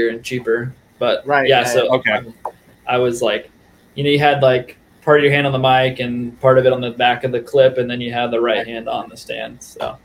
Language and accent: English; Indianapolis, Indiana, United States; moved away; that's where I grew up.